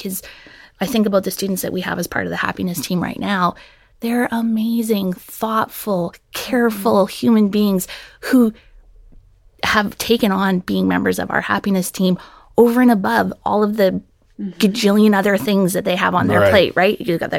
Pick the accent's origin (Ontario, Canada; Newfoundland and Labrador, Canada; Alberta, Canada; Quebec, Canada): Alberta, Canada; now in United States; so you might be able to tell my accent isn't from Mississippi. I'm originally from Alberta, Canada.